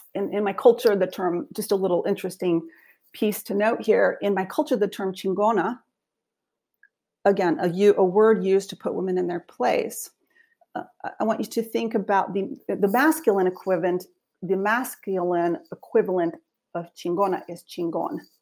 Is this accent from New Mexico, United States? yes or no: yes; Española, New Mexico, United States; moved away as an adult; also born or lived in Santa Fe, New Mexico / Wheaton College, Illinois; I was born in Santa Fe, New Mexico, but I grew up in a small town called Española